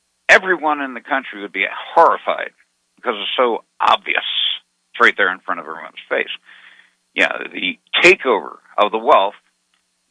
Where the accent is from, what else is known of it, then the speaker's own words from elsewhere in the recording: Arizona, United States; I'm from Arizona